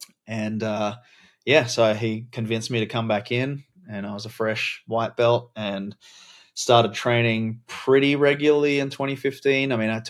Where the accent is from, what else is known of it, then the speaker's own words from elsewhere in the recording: Adelaide, South Australia, Australia; I was born in Adelaide, South Australia, grew up in Australia, moving around a lot, lived in a bunch of different places, regional, rural, cities.